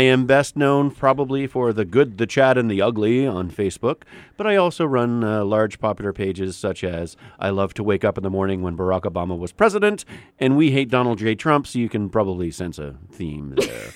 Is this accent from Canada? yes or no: yes; Canada; moved away as an adult; also born or lived in New York